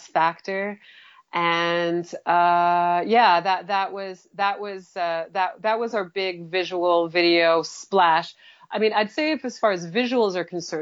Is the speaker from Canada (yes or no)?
yes; Montreal, Quebec, Canada; moved away; also born or lived in Vancouver; we're from Montreal, it's a bilingual place